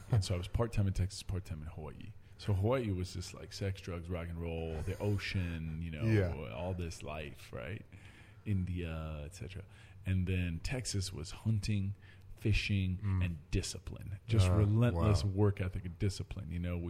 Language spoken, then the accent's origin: English; Oxford, South East England, United Kingdom; born there; I was born in Oxford, England, and my mother's British, my grandfather's British, all the way back.